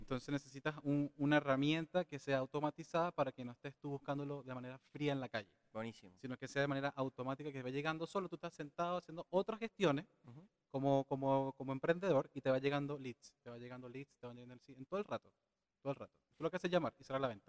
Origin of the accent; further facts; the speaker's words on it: Venezuela; now in Chile; tengo 32 años, vengo de Venezuela.